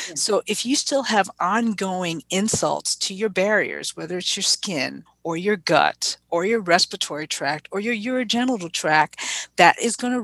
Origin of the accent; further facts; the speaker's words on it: New York City, New York, United States; growing up in the Bronx